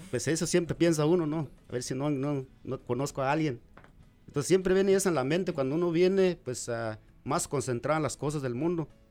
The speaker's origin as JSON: {"language": "Spanish", "country": "Guatemala", "also_born_or_lived": "Delaware / Washington", "moved": "yes", "lives_now": "Omaha, United States", "said": "de Guatemala"}